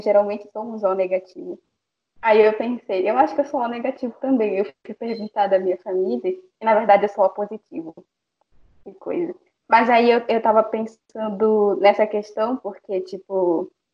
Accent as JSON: {"language": "Portuguese", "region": "Amazonas", "country": "Brazil", "first_language": "Baniwa", "said": "eu sou do estado do Amazonas"}